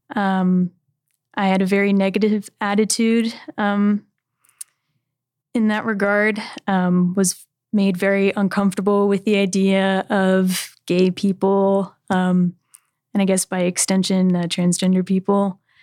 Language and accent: English; California, United States; I'm from California